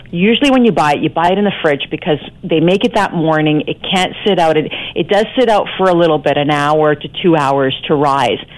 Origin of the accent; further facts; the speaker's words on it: Scarborough, Ontario, Canada; I grew up in Scarborough, a lot of my friends were Italian.